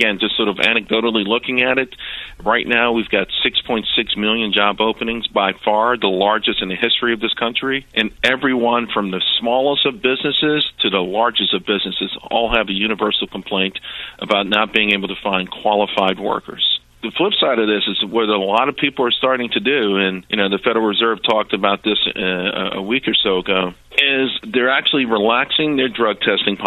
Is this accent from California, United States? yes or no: no; New York City, New York, United States; spent a large portion of my childhood growing up in Harlem